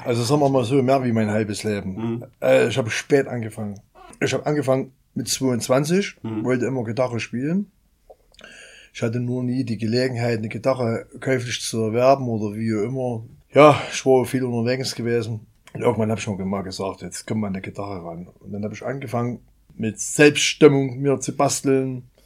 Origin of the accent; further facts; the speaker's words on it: Meerane, Saxony, Germany; ich komme aus Merane, bin 50 Jahre alt